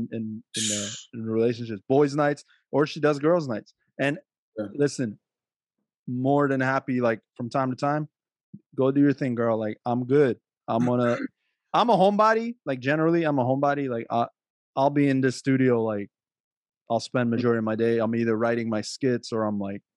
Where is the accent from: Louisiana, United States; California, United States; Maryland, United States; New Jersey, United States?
Maryland, United States; I grew up in Maryland